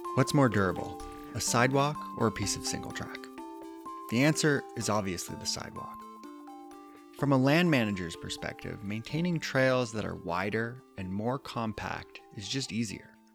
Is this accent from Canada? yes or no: yes; Kitchener, Ontario, Canada; moved away; I grew up out east and and with my local trails in my hometown, the the cut out in Kitchener, Ontario.